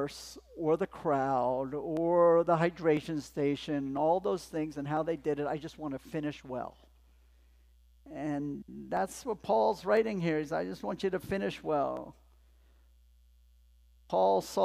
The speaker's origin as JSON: {"language": "English", "town": "Los Angeles", "region": "California", "country": "United States", "tie": "born or raised there", "said": "I grew up in Los Angeles outside"}